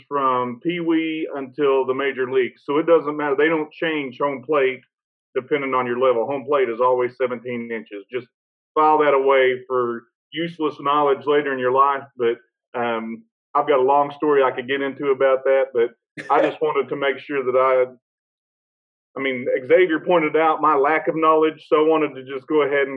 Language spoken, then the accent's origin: English; Oklahoma, United States; now in Arkansas, United States; I'm from Oklahoma originally